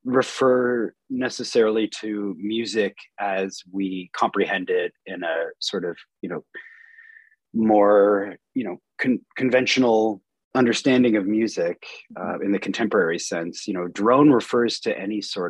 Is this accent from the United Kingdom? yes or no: no; Peterborough, Ontario, Canada; also born or lived in Wolfe Island, Canada; now in Kingston, Canada; I'm from Peterborough originally